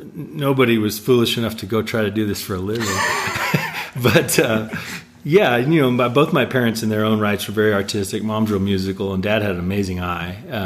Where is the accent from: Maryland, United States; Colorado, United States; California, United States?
Colorado, United States; Denver; Right here in Denver.